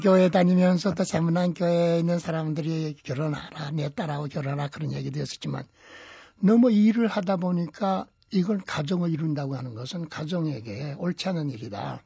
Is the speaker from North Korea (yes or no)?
yes; Sincheon, South Hwanghae, North Korea; now in South Korea; 그 이북에서 일제하에서 자랐고